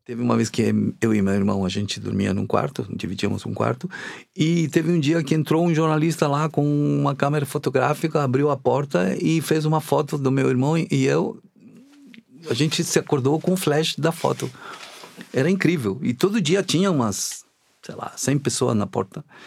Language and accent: Portuguese; Chile; now in Brazil; eu sou chileno